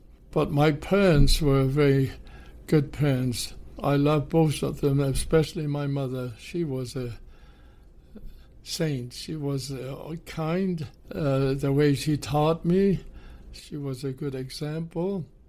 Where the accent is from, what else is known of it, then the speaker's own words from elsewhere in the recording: Hamburg, Germany; Well, I was born in Hamburg, Germany in 1929.